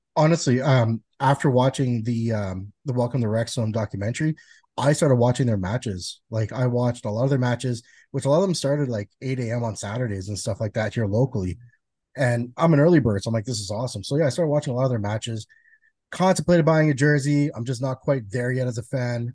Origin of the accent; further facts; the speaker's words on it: Canada; As a Canadian guy